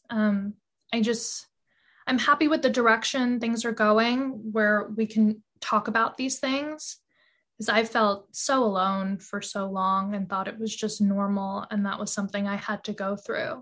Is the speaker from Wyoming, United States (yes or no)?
no; New York City, New York, United States; I grew up on the Upper East Side of Manhattan